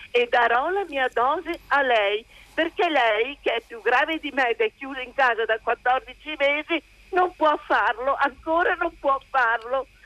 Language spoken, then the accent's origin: Italian; Veneto, Italy; sono veneta